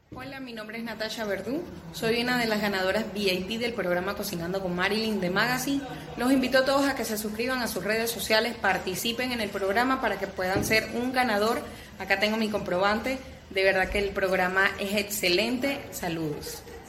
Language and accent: Spanish; Venezuela